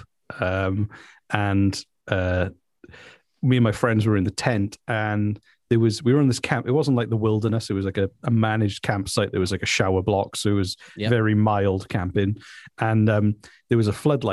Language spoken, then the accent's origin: English; South Wales, United Kingdom; I'm from South Wales